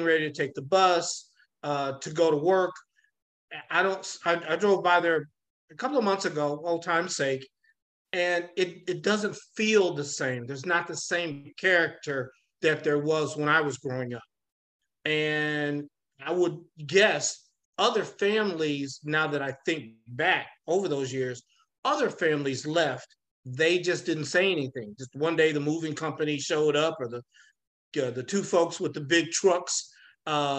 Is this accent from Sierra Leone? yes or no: no; St. Louis, Missouri, United States; I grew up, started out in the city of St. Louis on Lexington, went to Lexington grade school.